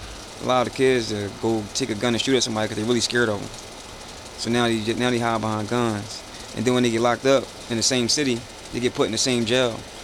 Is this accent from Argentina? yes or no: no; Philadelphia, Pennsylvania, United States; I'm from Germantown, TBK.